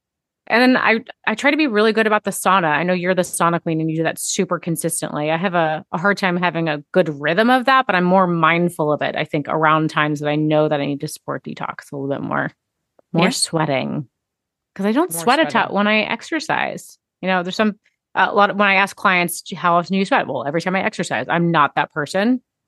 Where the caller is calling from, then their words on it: Maryland, United States; tuning in from Maryland today.